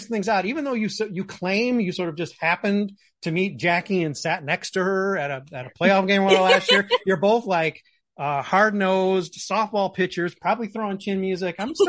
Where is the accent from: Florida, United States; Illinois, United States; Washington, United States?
Illinois, United States; Chicago; of course, we're from Chicago.